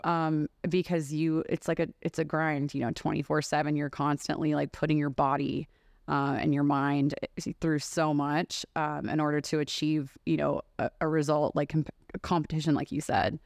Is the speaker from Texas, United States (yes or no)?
yes; Texas, United States; moved away as an adult; now in Las Vegas, United States; growing up in Texas too, lends itself to that. Like I've been here for 12 years